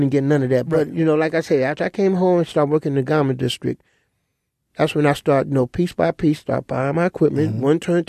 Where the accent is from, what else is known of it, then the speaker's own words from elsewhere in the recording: New York City, New York, United States; kid from Harlem